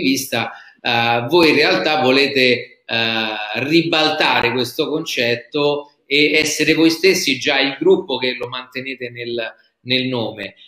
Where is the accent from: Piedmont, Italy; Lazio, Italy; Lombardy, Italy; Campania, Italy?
Lazio, Italy; Rome; da romano, ti dico